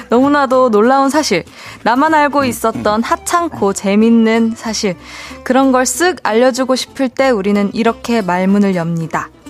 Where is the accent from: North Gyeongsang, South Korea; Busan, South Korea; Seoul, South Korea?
Busan, South Korea; 제가 그 부산에서 태어난 건 아니고 어 부산에서 이제 초중고를 나오다 보니까 그 이제 친구들이랑 있으면은 부산 사투리가 살짝 나오긴 하는데